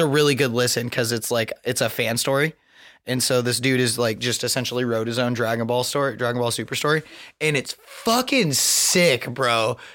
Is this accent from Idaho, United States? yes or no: yes; Southern Idaho, United States; I grew up in Southern Idaho going to school